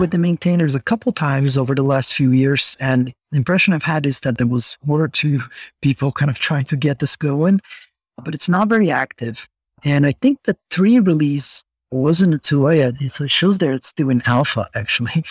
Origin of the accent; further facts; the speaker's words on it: Brazil; English is a second language; moved away; I grew up in Brazil